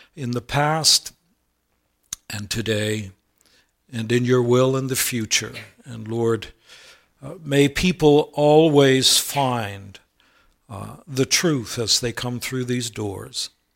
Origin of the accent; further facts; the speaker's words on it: United States; moved away as an adult; now in Canada; many of you know I'm originally an American, became a Canadian in two thousand seven